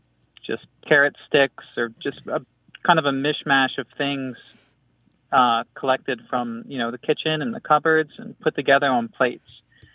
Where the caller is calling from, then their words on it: San Antonio, Texas, United States; I'm calling from San Antonio, Texas.